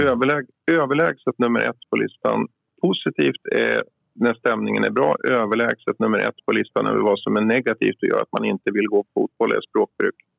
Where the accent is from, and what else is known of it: Uppsala, Uppsala County, Sweden